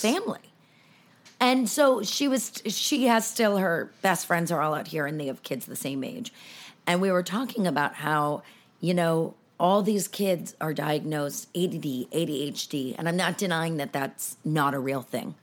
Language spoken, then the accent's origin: English; Los Angeles, California, United States; also born or lived in San Francisco Bay Area; I've lived here since I was nine in Los Angeles